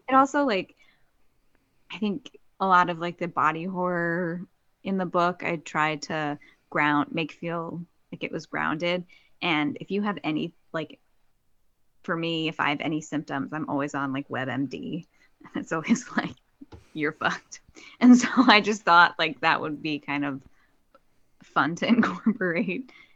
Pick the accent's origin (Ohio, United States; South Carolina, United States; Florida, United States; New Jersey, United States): New Jersey, United States; moved away; my hometown in New Jersey.